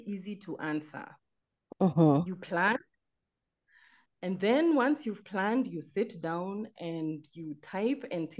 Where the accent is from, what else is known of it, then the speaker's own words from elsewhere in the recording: Nairobi, Kenya; I'm a writer from Nairobi.